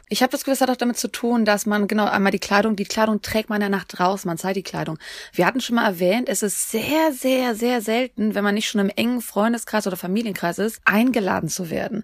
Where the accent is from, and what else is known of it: Germany